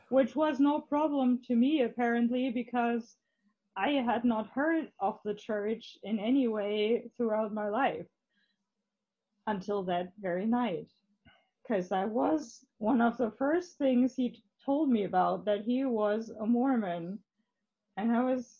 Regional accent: Hamburg, Germany; English is a second language; we're both from Hamburg, at least from

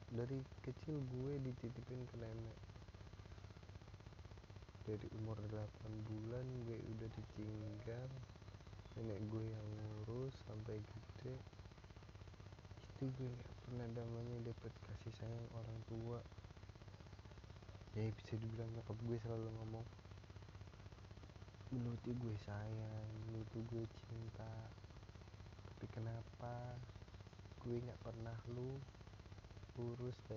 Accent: Labuan Ratu Satu, Lampung, Indonesia; gua kecil di kampung ya kampung gue di Lampung Lampung Timur tepatnya di desa Labuan Ratu Satu.

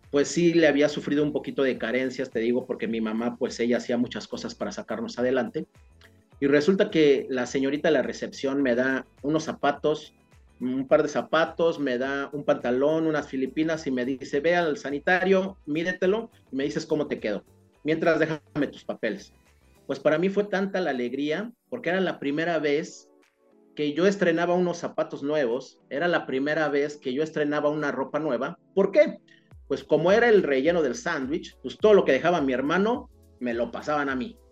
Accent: State of Mexico, Mexico; now in Cancún, Mexico; yo soy del Estado de México y bueno, y las circunstancias y la vida me trajeron a Cancún, ¿no? Pero yo soy originario, yo nací en el Estado de México

